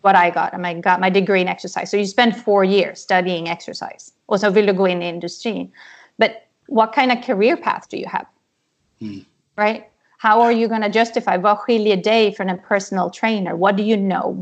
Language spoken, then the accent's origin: Swedish; Huddinge, Stockholm County, Sweden; moved away as an adult; also born or lived in New York / Los Angeles; now in United States; jag är uppväxt i Huddinge utanför Stockholm. Så där bodde jag tills jag var 19 och flyttade till USA i princip.